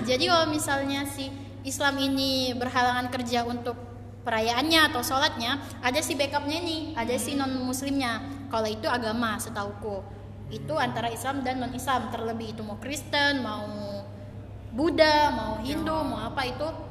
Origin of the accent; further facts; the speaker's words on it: Batam, Riau Islands, Indonesia; aku lahir di Batam tapi orang tua aku Palembang